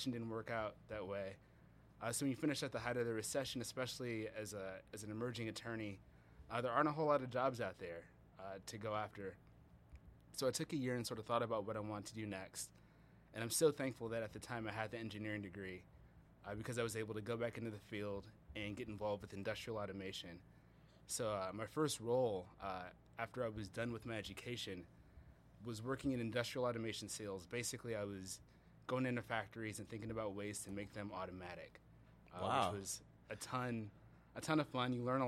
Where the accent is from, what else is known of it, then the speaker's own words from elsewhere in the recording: Milwaukee, Wisconsin, United States; moved away as an adult; now in Detroit, United States; I was born and raised in Milwaukee, Wisconsin